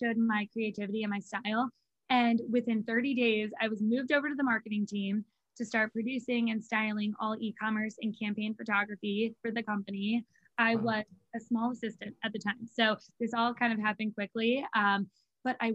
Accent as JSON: {"language": "English", "town": "Philadelphia", "region": "Pennsylvania", "country": "United States", "also_born_or_lived": "Virginia", "said": "am from Philadelphia. That is where I live now"}